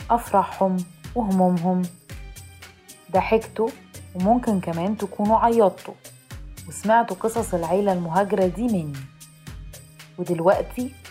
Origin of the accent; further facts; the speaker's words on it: Alexandria, Alexandria Governorate, Egypt; أنا مصرية يعني عاطفية صريحة متسامحة وصوتي عالي شوية